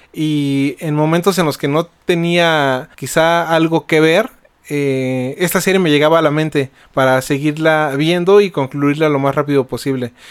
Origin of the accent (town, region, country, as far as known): Mexico